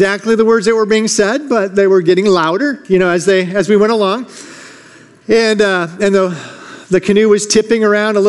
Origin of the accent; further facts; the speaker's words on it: Michigan, United States; I grew up in Michigan